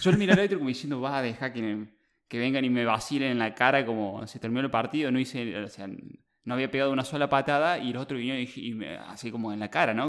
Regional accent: Argentina; moved away as an adult; also born or lived in Australia; yo llegué retirado de Argentina de jugar al fútbol, que yo jugaba en clubes locales

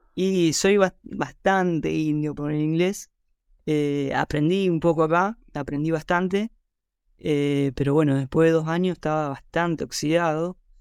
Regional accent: Santa Fe, Argentina; moved away as an adult; now in New Zealand; Yo soy de Santa Fe

